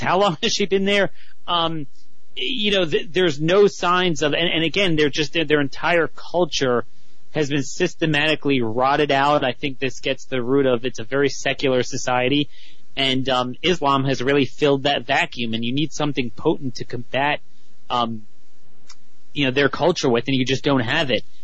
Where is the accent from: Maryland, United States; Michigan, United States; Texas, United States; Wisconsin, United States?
Maryland, United States; Baltimore; my hometown, Baltimore